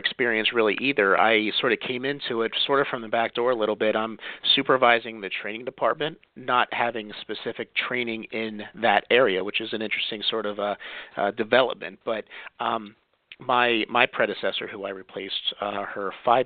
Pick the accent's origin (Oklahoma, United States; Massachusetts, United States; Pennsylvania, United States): Pennsylvania, United States; I am from Pennsylvania, born and bred